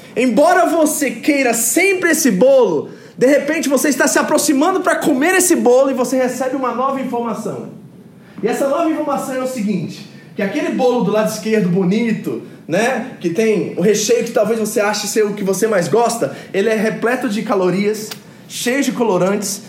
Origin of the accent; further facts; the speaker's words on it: New Jersey, United States; moved away; em Nova Jersey, onde que eu fui criado, nos Estados Unidos